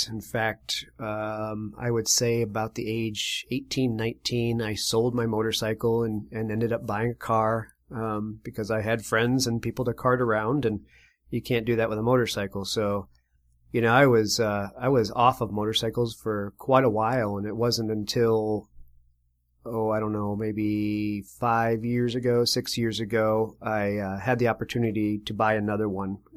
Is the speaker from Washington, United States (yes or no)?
no; Connecticut, United States; also born or lived in Spain; I was from a, a Navy family, and which means I was born in Spain and uh, ultimately moved over to the United States after I was a year old and was moved around the around the country to multiple states. But I claimed to be from Connecticut.